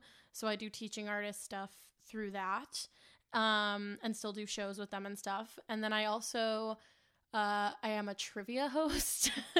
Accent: the South, United States; Like a lot of the time when I tell people I'm from the South, they'll be like, you don't sound like it. And I'm like, my mom made sure of that.

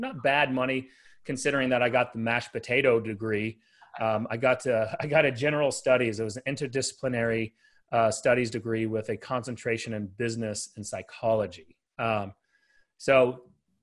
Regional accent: Dallas, Texas, United States; I have a team here in Dallas, Texas, and been here my whole life

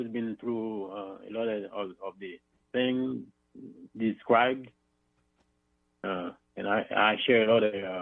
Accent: Haiti; accent: thick accent; English is a second language; moved away; I'm originally from Haiti, as you can see my thick accent

